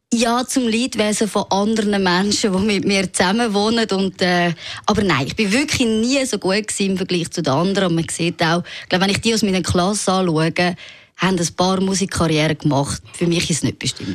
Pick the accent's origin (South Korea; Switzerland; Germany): Switzerland; Zurich; ich bin im Seefeld aufgewachsen, meine Eltern sind aus dem Elsass